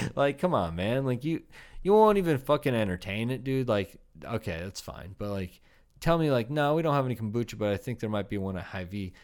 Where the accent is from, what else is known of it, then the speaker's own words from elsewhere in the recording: Iowa, United States; growing up in Iowa